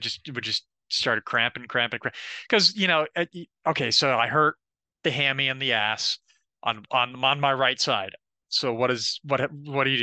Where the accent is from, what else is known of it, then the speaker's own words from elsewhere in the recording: Florida, United States; I'm also from Florida too